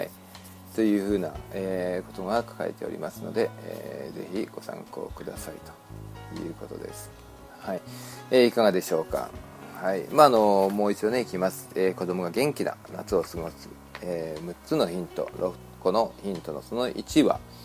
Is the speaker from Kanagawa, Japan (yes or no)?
no; Shizuoka, Japan; now in Los Angeles, United States; 実家静岡ですから、静岡にはね、あの、やっぱり自分の弟も住んでいますし、うん、やっぱり自分の生まれ育った故郷といえば静岡